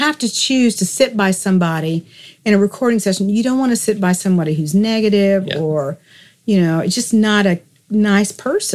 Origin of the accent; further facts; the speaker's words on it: Texas, United States; I was born and raised in Texas